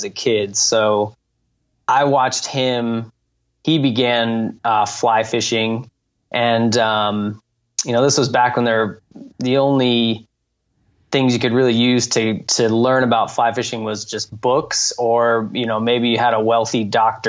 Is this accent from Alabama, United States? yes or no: no; Santa Fe, New Mexico, United States; I grew up in Santa Fe, New Mexico, high desert city in northern New Mexico